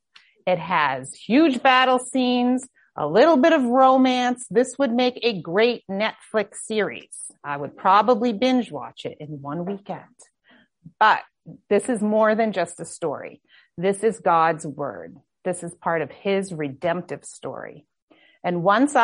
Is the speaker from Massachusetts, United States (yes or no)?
yes; Boston, Massachusetts, United States; Boston, my hometown